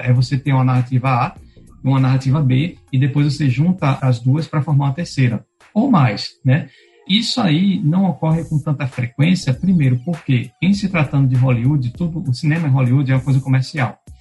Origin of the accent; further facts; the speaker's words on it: Pernambuco, Brazil; also born or lived in Rio Grande do Norte; now in Natal, Brazil; eu não sou daqui do estado, eu sou de Pernambuco